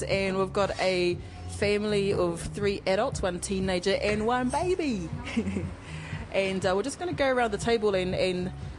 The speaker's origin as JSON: {"language": "English", "region": "Bay of Plenty", "country": "New Zealand", "said": "because we are from the Bay of Plenty, and we love our kaimoana"}